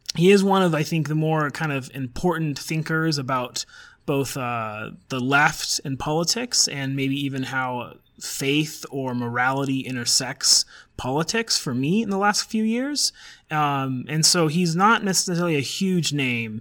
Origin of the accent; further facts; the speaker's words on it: Colorado, United States; also born or lived in Oxford; you and I are both from Colorado, and we're from like just you know we're just from Nowheresville, Denver suburb satellites stuff